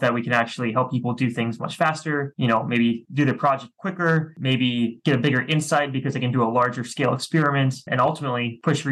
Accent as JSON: {"language": "English", "town": "Washington", "region": "District of Columbia", "country": "United States", "moved": "as an adult", "lives_now": "Seattle, United States", "said": "I'm from the East Coast of the US originally, from the Washington, DC area."}